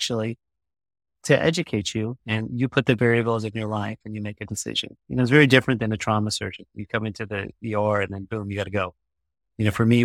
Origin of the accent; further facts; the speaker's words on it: Midwest, United States; moved away as an adult; also born or lived in Virginia / St. Louis, Missouri / New York; now in Orange County, United States; I grew up in the Midwest